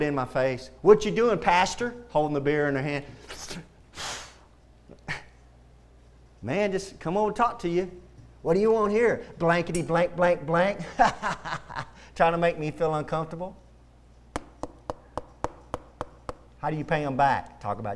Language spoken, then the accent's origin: English; Texas, United States; I love being a Texan